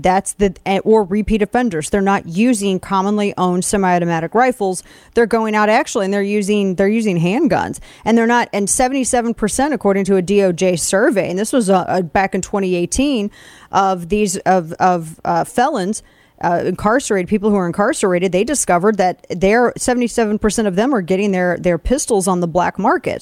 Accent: Missouri, United States; moved away as an adult; also born or lived in Jefferson City, Missouri; Jefferson City, Missouri, my home state, where up until very recently I lived and was raising my kids and where all my family still lives

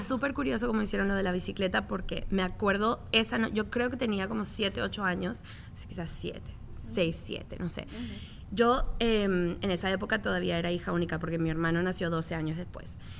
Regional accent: Miami, Florida, United States; yo me crié aquí, yo nací aquí en Miami

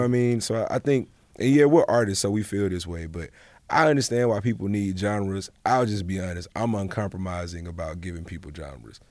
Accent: Montgomery, Alabama, United States; moved away; also born or lived in London / Atlanta / Los Angeles; we're from Montgomery, Alabama. Like, I went home for Thanksgiving

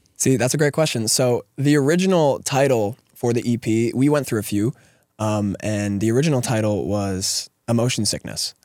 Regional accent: Atikokan, Ontario, Canada; I live in a very, very small town with, uh, under three thousand people

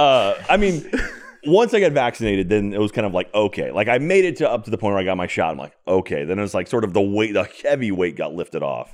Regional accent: United States; I'm from America.

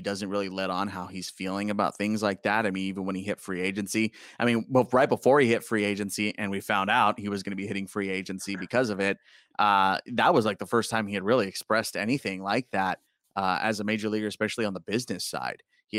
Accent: New York, United States; now in California, United States; I'm from New York. I live here in California.

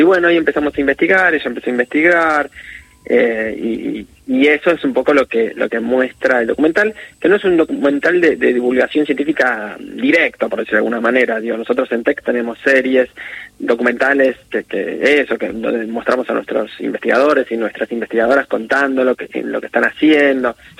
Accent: Buenos Aires, Argentina; Soy de Buenos Aires.

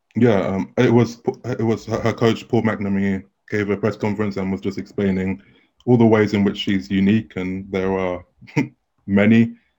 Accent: London, United Kingdom; I'm I'm from London, so I played in tournaments around around here, like just growing up in junior tournaments

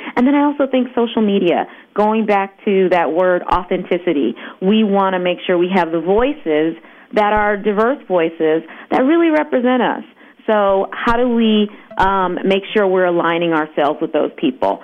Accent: Los Angeles, California, United States; growing up in Los Angeles, which is where I'm based

